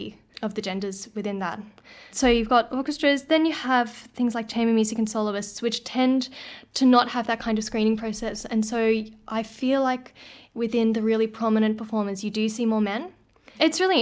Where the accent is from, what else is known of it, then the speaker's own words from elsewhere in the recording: Brisbane, Queensland, Australia; moved away as an adult; now in Melbourne, Australia; I am from Brisbane originally, and I went to uni there.